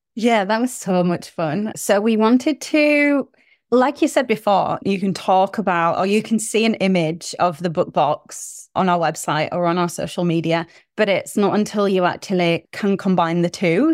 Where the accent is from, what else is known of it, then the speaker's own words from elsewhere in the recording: United Kingdom; moved away as an adult; now in New Zealand; I am originally from the U K, as you can tell by my accent